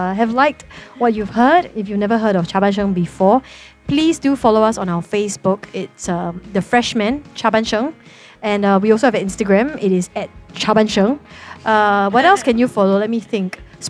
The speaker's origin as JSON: {"language": "English", "country": "Singapore", "tie": "born or raised there"}